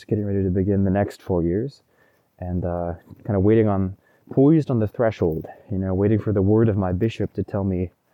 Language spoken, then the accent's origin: English; Oregon, United States; Oregon is my home state. This is where I grew up, kind of my home country.